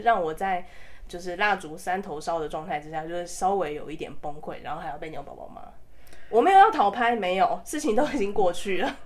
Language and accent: Chinese; Taiwan; 身为台湾人，我真的非常自豪啦